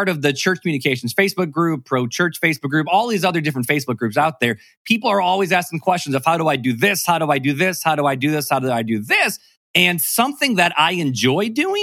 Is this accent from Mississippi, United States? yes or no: no; South Bend, Indiana, United States; I'm from South Bend, Indiana